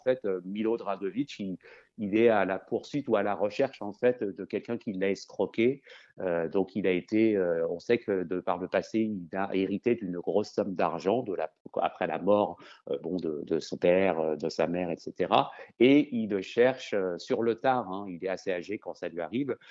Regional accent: France; accent: French; Je le dis avec mon bon accent français

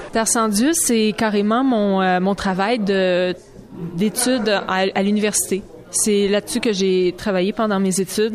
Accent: Saint-Jean-sur-Richelieu, Quebec, Canada; Je viens de la région de Saint-Jean-sur-Richelieu

